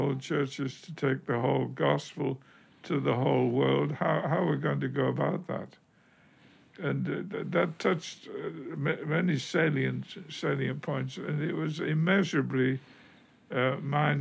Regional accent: United Kingdom; moved away; being British

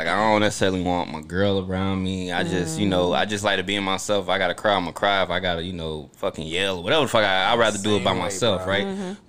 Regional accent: New Jersey, United States; born there; No, I was born in Jersey.

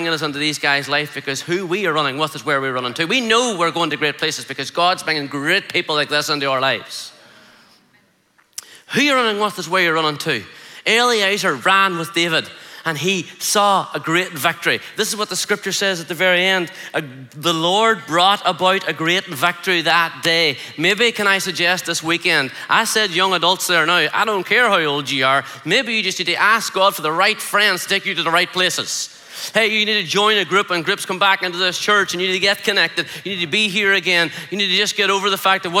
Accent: Ireland; I'm just an Irish guy

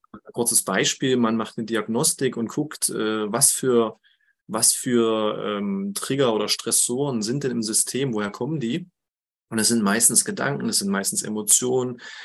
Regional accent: Harz, near Quedlinburg, Saxony-Anhalt, Germany; moved away as an adult; also born or lived in Jena; ich lebe im schönen Harz mittlerweile wieder, ähm, seit jetzt sieben Jahren. Das ist meine Heimat und in der Nähe von Quedlinburg

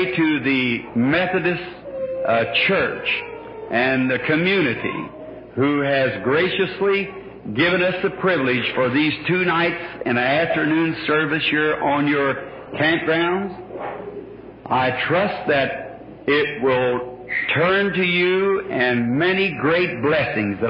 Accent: Burkesville, Kentucky, United States; moved away; this lovely state of Kentucky again, my home state.

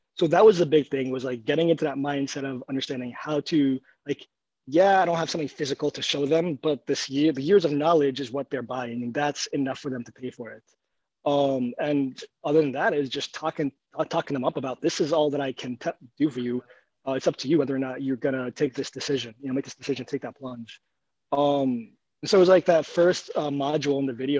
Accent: New York, United States; moved away as an adult; also born or lived in Egypt; I grew up mostly in New York

